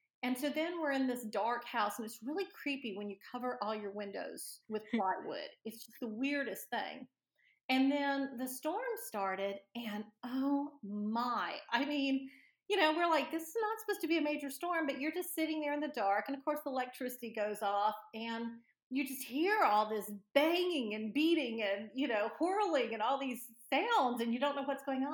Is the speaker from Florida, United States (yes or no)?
yes; Destin, Florida, United States; I grew up in Destin, Florida, which is on the Gulf Coast, in the Panhandle area of Florida